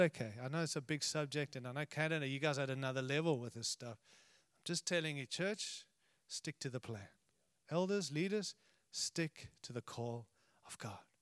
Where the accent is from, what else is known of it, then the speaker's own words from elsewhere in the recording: United States; I'm American